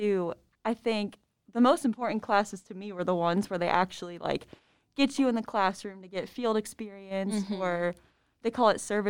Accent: Fort Wayne, Indiana, United States; My graduating class was like 600. I'm from Fort Wayne, Indiana.

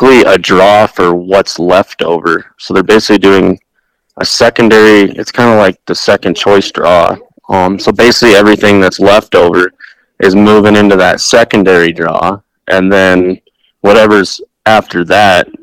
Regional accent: Meeker, Colorado, United States; also born or lived in Northwest Wyoming; I'm born and raised in Colorado

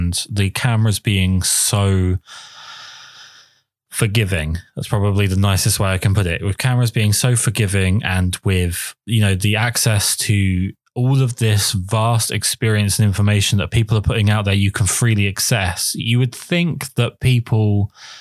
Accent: England, United Kingdom; I'm English.

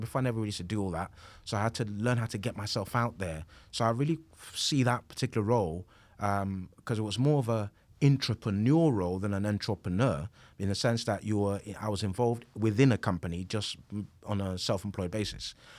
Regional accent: London, United Kingdom; I grew up in East London

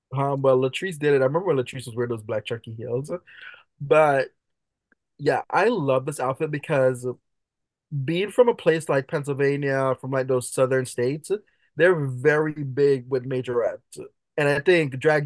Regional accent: Jamaica; I'm Jamaican.

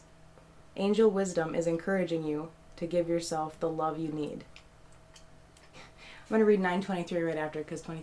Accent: Detroit, Michigan, United States; my hometown in Detroit.

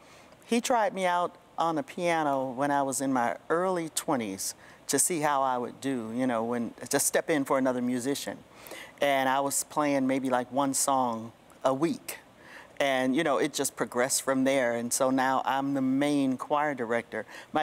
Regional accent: Detroit, Michigan, United States; I come from Detroit.

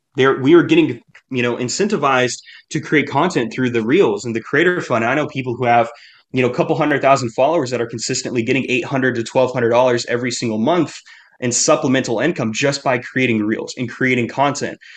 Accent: United States; I'm American

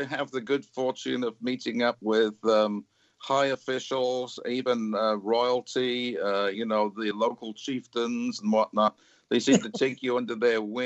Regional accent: Cardiff, Wales, United Kingdom; moved away as an adult; now in Fort Worth, United States; I live in Fort Worth, Texas, but I grew up in Cardiff in Wales.

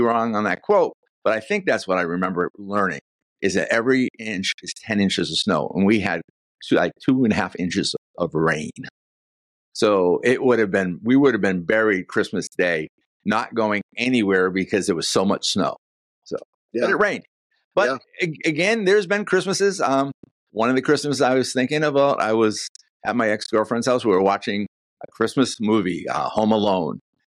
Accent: Northeast, United States; moved away as an adult; now in Florida, United States; I find it more difficult here in Florida celebrating Christmas than anywhere else, because I grew up for 30 years in the North where we had the snow.

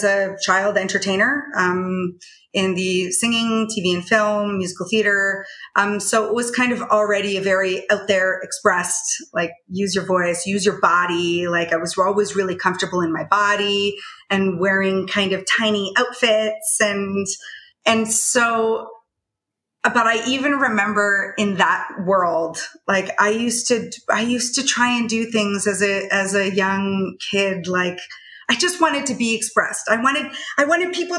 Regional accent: Canada; I grew up in Canada

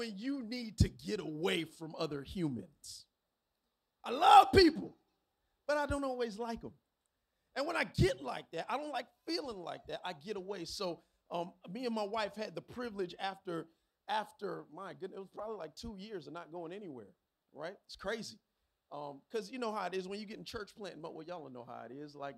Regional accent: Miami, Florida, United States; I'm from Miami. I was born and raised in the county of Dade, Carroll City, 305.

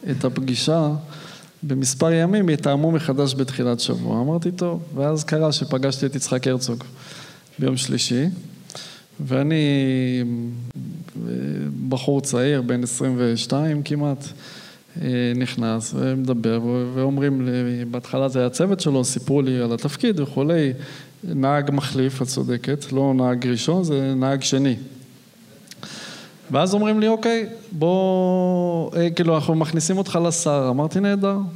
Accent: Arad, Southern District, Israel; also born or lived in Modiin; אני כילד גדלתי בפריפריה. וגדלתי באמת כילד בערד עד גיל 13. לאחר מכן ההורים עברו למודיעין.

